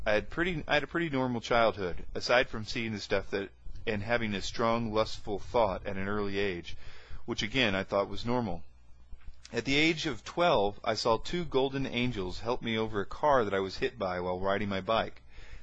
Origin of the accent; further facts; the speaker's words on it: Quebec, Canada; also born or lived in Vancouver / Toronto; Growing up in Canada and moving from Quebec to Vancouver and then to Toronto